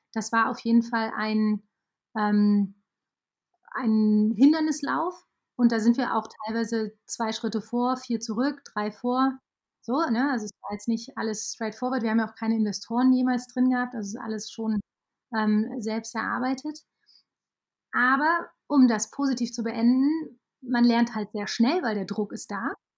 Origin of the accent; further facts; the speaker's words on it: Aachen, North Rhine-Westphalia, Germany; ich komme aus Aachen